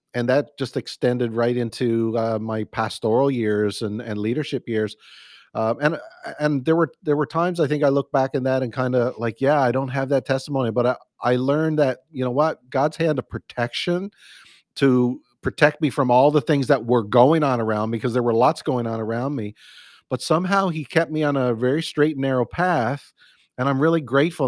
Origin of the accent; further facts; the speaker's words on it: Newfoundland and Labrador, Canada; now in Burlington, Canada; I'm a Canadian boy. Grew up in the east east coast of Newfoundland, uh, or I'm Canada in Newfoundland. That's my uh, home province